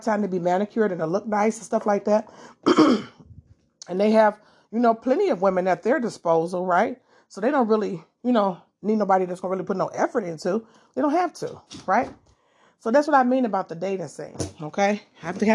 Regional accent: Detroit, Michigan, United States; I am from Detroit

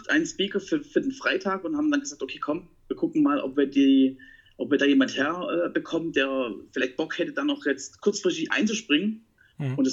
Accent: Baden-Württemberg, Germany; Ich bin Schwabe. und als Schwabe ist man Pfennigwuchser.

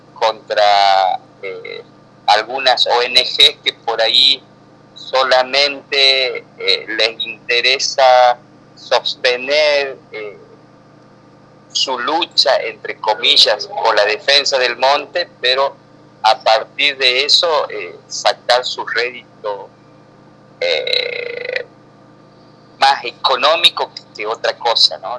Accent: northern Santiago del Estero, Argentina; yo soy norteño, yo soy bien del, del, de uno de los últimos departamentos, no los últimos, pero casi de, del centro de la provincia para el norte

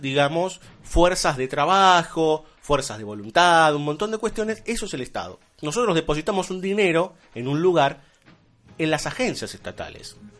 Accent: Argentina

